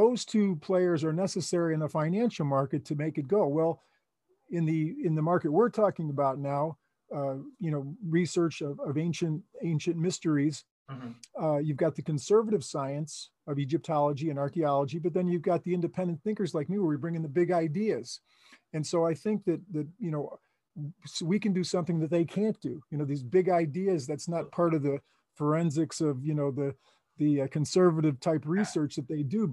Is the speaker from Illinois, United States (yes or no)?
yes; Chicago, Illinois, United States; moved away; I was from Chicago.